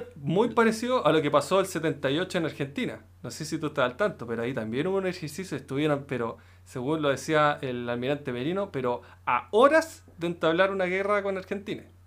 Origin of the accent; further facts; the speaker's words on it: Chile; los chilenos